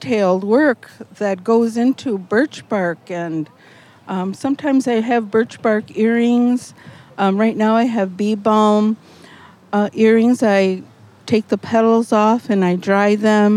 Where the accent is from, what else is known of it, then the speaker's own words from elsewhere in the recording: central Wisconsin, United States; I'm from central Wisconsin, and my tribe is Otomi, O-T-O-M-I, and we are from Mexico.